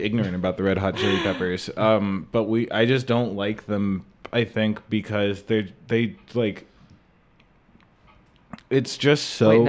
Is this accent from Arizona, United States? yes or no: yes; Arizona, United States; now in New York, United States; I think growing up in Arizona, which has like this faux California vibe